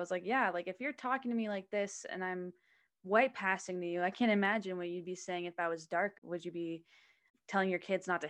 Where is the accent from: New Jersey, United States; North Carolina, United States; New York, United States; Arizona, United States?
Arizona, United States; Scottsdale; growing up in Scottsdale